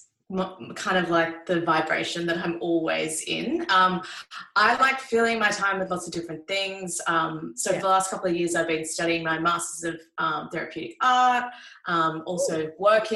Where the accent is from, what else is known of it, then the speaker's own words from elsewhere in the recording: Sydney, New South Wales, Australia; now in Melbourne, Australia; I grew up in Sydney. Yeah, I grew up in Sydney and then moved to Melbourne.